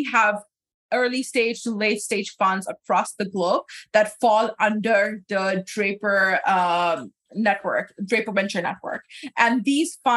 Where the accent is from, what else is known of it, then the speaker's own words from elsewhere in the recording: Pakistan; moved away; growing up in Pakistan